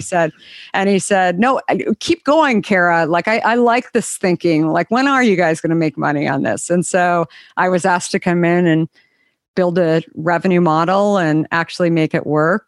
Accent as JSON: {"language": "English", "town": "Scottsdale", "region": "Arizona", "country": "United States", "tie": "born or raised there", "also_born_or_lived": "Minneapolis", "said": "grew up in Arizona"}